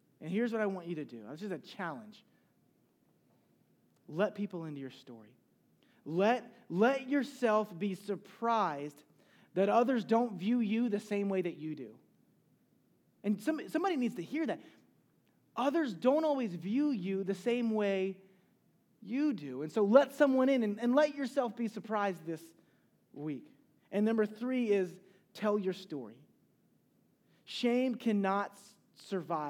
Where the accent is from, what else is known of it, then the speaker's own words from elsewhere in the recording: Charleston, South Carolina, United States; I'm from Charleston, South Carolina